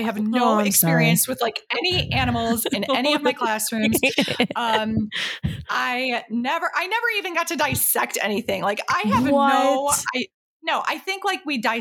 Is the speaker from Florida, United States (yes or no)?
no; Illinois, United States; moved away; also born or lived in Indianapolis, Indiana; growing up in Illinois